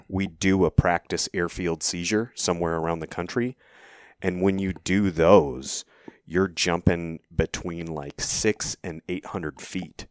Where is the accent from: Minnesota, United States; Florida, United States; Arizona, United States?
Arizona, United States; Cave Creek; I was born and raised in Cave Creek, uh, Arizona